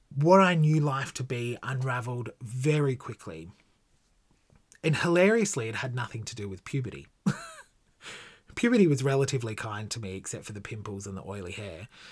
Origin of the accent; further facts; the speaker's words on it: Gold Coast, Queensland, Australia; I was born on the Gold Coast in nineteen eighty-six.